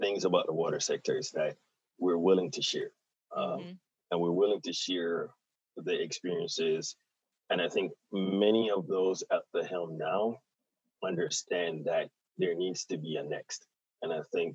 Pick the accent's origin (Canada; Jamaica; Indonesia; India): Jamaica; at heart, I'm an island boy. So I'm from Jamaica